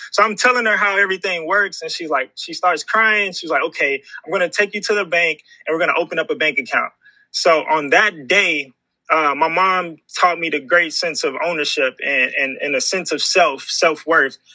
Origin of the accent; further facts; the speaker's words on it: Houston, Texas, United States; the beautiful city of Houston, Texas, man. Uh, I grew up here